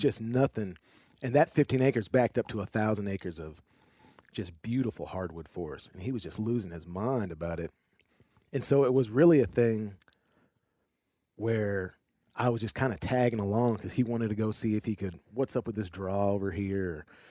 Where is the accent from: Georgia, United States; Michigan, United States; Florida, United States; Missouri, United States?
Missouri, United States; St. Louis; moved away as an adult; now in Arkansas, United States; I'm originally from Saint Louis